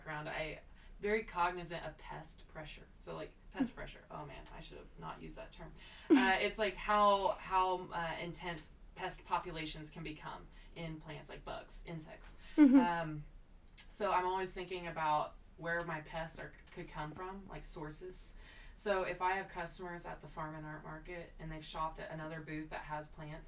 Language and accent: English; Potwin, Kansas, United States; I grew up in Potwin